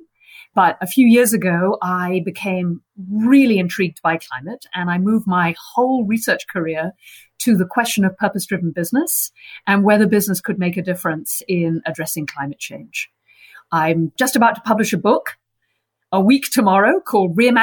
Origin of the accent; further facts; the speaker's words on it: United Kingdom; moved away as an adult; now in United States; I'm British